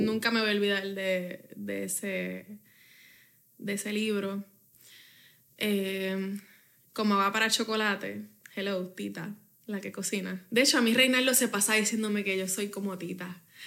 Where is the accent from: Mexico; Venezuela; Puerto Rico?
Puerto Rico; Bayamón; Yo viví eso en Bayamón